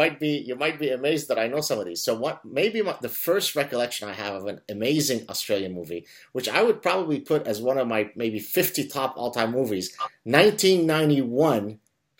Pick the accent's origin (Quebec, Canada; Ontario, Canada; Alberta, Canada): Quebec, Canada; Montreal; I'm back in Montreal, which is my hometown.